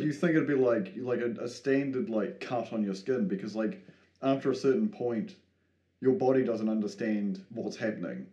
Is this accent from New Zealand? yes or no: yes; New Zealand; me being a New Zealander